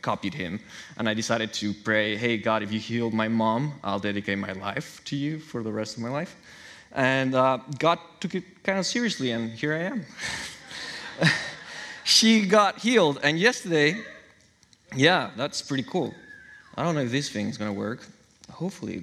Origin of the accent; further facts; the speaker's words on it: Chihuahua, Mexico; moved away as an adult; now in Newburgh, United States; I'm from Mexico. My parents raised me and my brothers in the church